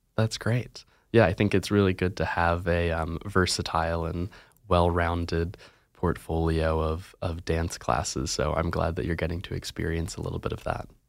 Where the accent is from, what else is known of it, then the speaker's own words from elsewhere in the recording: Virginia, United States; now in Oregon, United States; I'm from Virginia